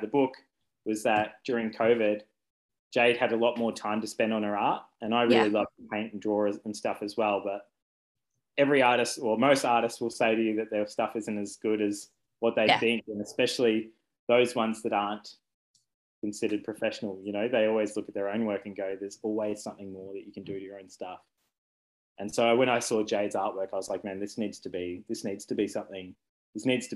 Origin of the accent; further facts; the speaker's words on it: Ballarat, Victoria, Australia; also born or lived in Brisbane / Albury / Benalla / Windsor, England; now in Warrnambool, Australia; I grew up in Ballarat.